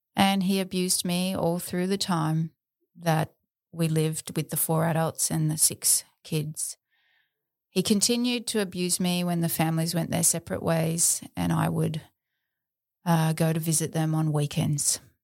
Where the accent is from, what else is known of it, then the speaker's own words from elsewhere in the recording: South Australia, Australia; also born or lived in Adelaide; I was born on May nineteenth, nineteen seventy-eight, in Adelaide, South Australia. I spent the first eight years of my life in Adelaide, and then as a young girl, my family moved to rural outback South Australia.